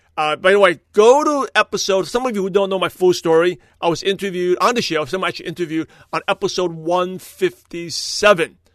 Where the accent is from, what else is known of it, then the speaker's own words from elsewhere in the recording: New York, United States; moved away as an adult; now in California, United States; since I born and raised in New York, I live in Brooklyn, New York, I came out to California, in two thousand two